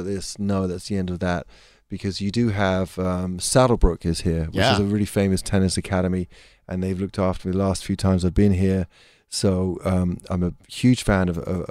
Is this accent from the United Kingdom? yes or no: yes; England, United Kingdom; being English